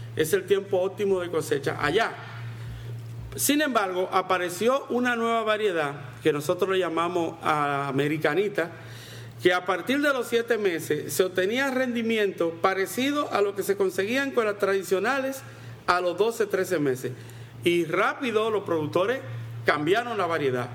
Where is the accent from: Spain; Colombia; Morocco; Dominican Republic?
Dominican Republic; en República Dominicana llamamos raíces y tubérculos a la yuca